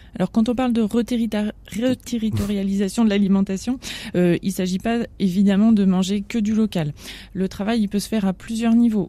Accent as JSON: {"language": "French", "country": "France", "said": "nous en tant que Français"}